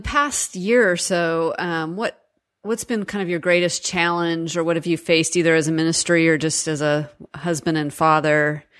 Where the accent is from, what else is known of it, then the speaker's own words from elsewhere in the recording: United States; as an American